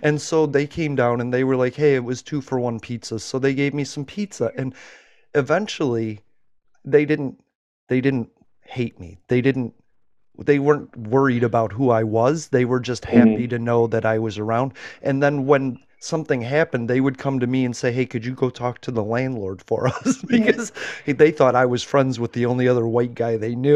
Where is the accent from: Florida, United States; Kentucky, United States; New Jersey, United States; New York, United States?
Florida, United States; I'm from Florida